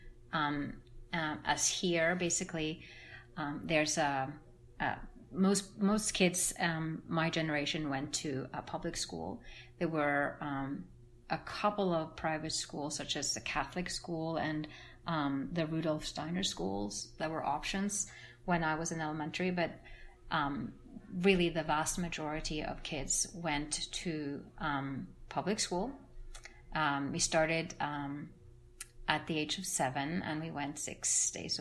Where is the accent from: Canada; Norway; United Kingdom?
Norway; English is a second language; moved away as an adult; also born or lived in Brazil / France; now in Atlanta, United States; growing up in Norway was a very good childhood